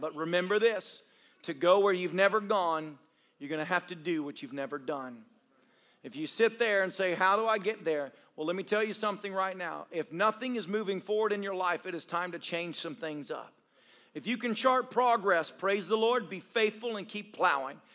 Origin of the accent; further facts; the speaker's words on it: Tennessee, United States; moved away; I grew up in Tennessee